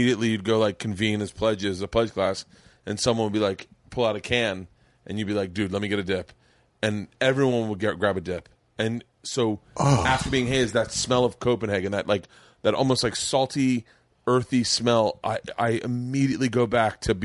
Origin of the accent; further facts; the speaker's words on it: the South, United States; I grew up in the South